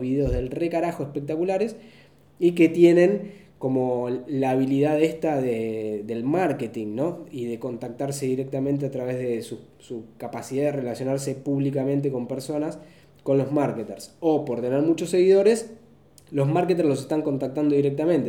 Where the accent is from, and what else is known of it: Argentina